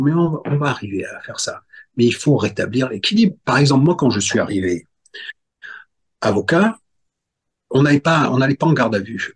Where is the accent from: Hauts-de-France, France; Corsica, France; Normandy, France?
Corsica, France; je suis corse